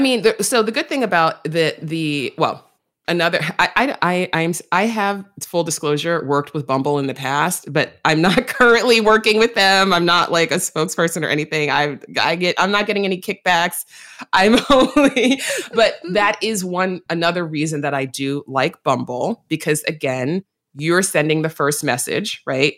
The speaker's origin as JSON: {"language": "English", "town": "New York City", "region": "New York", "country": "United States", "tie": "born or raised there", "said": "I'm a native New Yorker, you know, like, I was born in Manhattan, I was raised in the Bronx"}